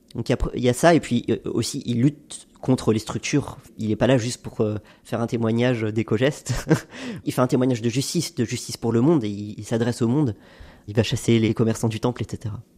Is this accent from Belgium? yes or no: no; Haute-Savoie, Auvergne-Rhône-Alpes, France; j'ai grandi en Haute-Savoie d'un père français et d'une mère libanaise